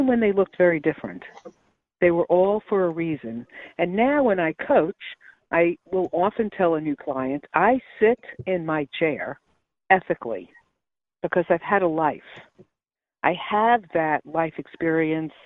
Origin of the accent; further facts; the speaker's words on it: New York City, New York, United States; moved away as an adult; also born or lived in Brooklyn, New York / Syracuse, New York / Manhattan, New York; now in North Carolina, United States; born in Brooklyn, New York, and I was raised in Queens